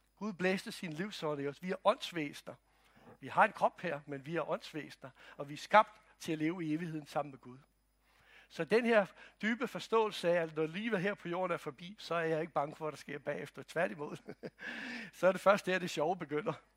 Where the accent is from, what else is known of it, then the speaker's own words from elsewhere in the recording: Croatia; now in Denmark; Jeg kommer fra Kroatien